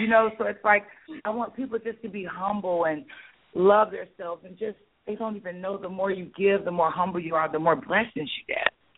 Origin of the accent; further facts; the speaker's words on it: St. Petersburg, Florida, United States; moved away as an adult; now in Atlanta, United States; grew up with me from St. Pete